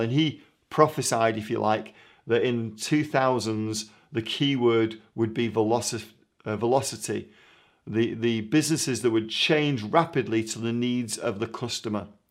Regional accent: Manchester, North West England, United Kingdom; moved away; I'm from Manchester originally

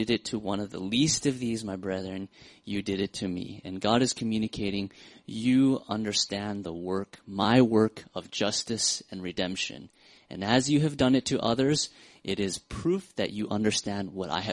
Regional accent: Seattle, Washington, United States; I'm from Seattle

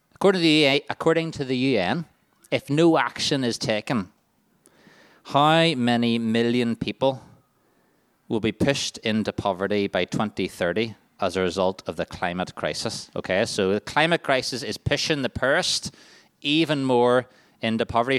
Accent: Waringstown, Northern Ireland, United Kingdom; I'm from Waringstown

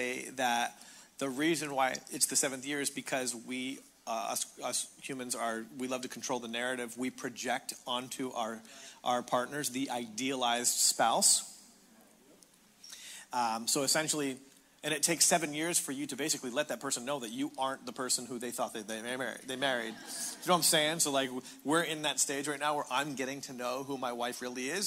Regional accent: Canada; now in Cathedral City, United States; I'm Canadian. My wife is Australian, and we live in Cathedral City in essentially Palm Springs

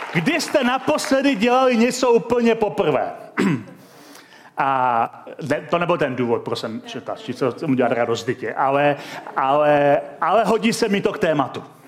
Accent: Czechia; also born or lived in Chomutov; my jako Češi

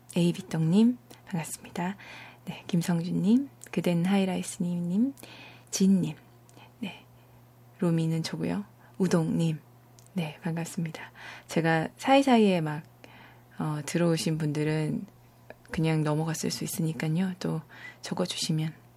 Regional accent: Busan, South Korea; 네, 저 부산입니다

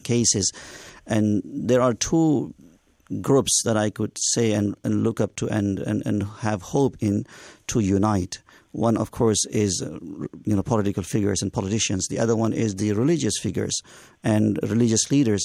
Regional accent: India; moved away as an adult; now in Canada; I'm originally from India. I'm born and raised there and studied

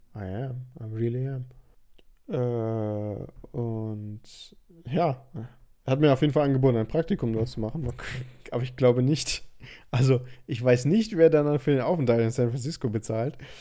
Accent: Germany; ich komme aus Deutschland

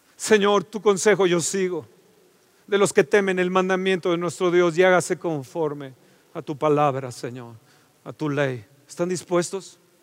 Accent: Mexico; Somos idólatras mexicanos

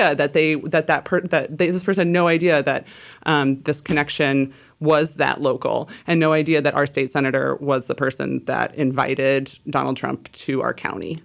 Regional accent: Illinois, United States; now in Pacific Northwest, United States; I am from Illinois originally

